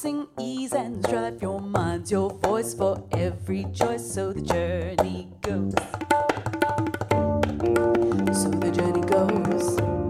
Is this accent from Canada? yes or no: yes; Toronto, Ontario, Canada; I was born in Toronto, but my family comes from South India